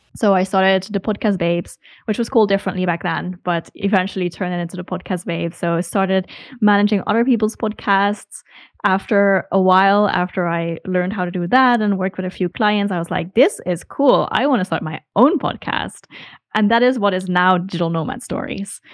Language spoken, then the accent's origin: English; Netherlands; moved away as an adult; now in Hamburg, Germany; No, I'm from the Netherlands.